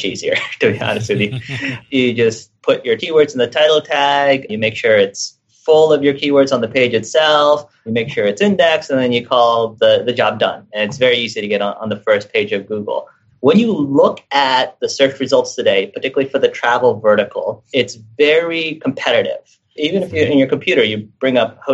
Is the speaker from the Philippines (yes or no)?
yes; Philippines; I'm from the Philippines